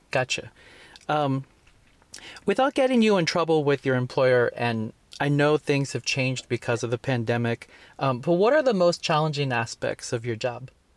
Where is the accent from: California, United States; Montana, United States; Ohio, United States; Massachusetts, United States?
California, United States; Fremont; born or raised there; also born or lived in Guadalajara, Mexico